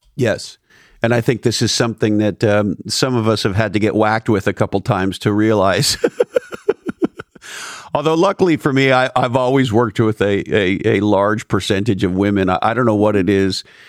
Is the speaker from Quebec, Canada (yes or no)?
yes; Montreal, Quebec, Canada; I grew up in Montreal, Canada